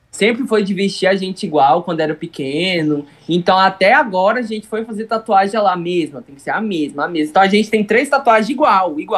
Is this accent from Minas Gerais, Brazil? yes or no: no; Goiás, Brazil; É, mas a gente é de Goiás.